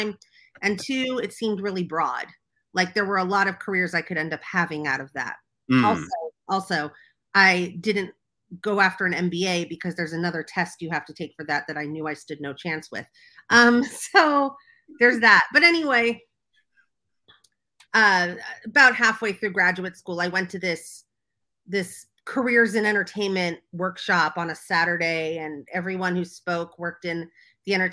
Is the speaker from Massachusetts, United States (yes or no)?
no; Los Angeles, California, United States; also born or lived in New York; I grew up in Los Angeles